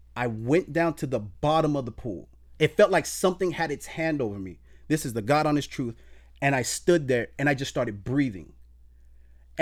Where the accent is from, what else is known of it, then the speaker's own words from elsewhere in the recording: Miami, Florida, United States; me growing up in Miami, growing up in a drug infested neighborhood